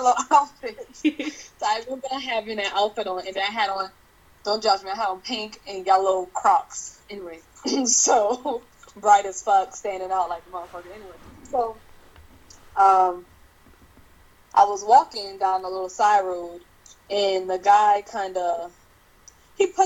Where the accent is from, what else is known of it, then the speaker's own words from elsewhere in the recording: Charleston, South Carolina, United States; I'm from Charleston, South Carolina